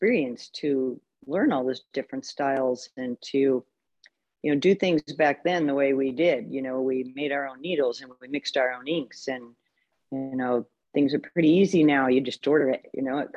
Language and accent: English; Minneapolis, Minnesota, United States; moved away as an adult; now in Long Beach, United States; I'm from the Minneapolis area, so I did my first tattoo there